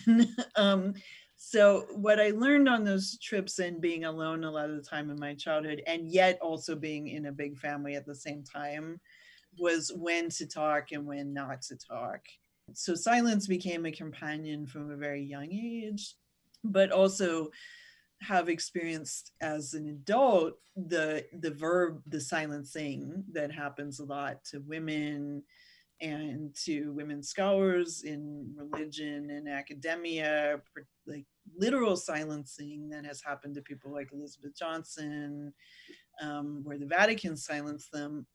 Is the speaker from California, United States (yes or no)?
yes; Northern California, United States; I was born and raised in Northern California, where I still live